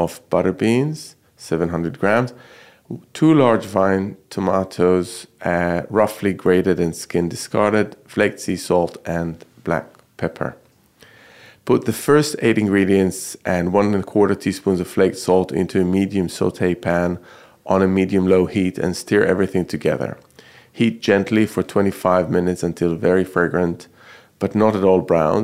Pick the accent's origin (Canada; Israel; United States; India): Israel; Jerusalem, Jerusalem District; I grew up in Jerusalem